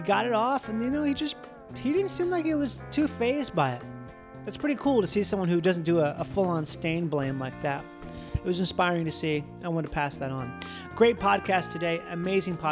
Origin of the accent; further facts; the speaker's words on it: Minnesota, United States; I'm from Minnesota